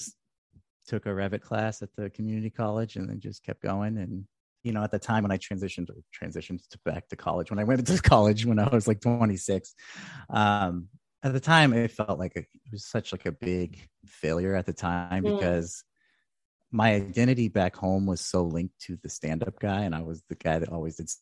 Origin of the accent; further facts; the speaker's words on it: Red Bluff, California, United States; moved away as an adult; also born or lived in Oregon; lived in Red Bluff, like my hometown